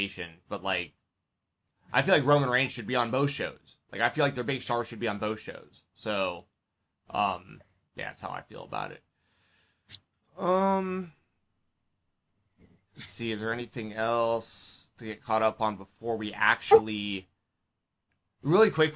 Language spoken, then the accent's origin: English; Marietta, Georgia, United States; I grew up in Marietta, Georgia, which is basically the heart of WCW country